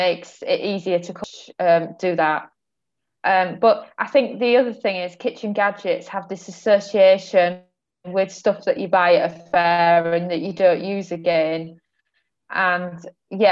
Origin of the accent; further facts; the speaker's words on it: England, United Kingdom; moved away as an adult; now in Portugal; I grew up in England